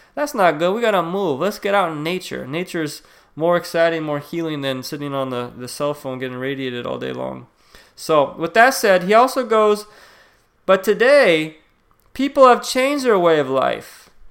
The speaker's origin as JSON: {"language": "English", "country": "United States", "said": "we're the most obese country in the world."}